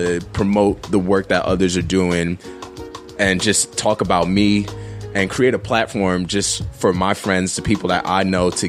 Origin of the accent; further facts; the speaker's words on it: Queens, New York, United States; also born or lived in East Orange / South Jersey; now in New Jersey, United States; I'm not born and raised. I'm originally from Queens.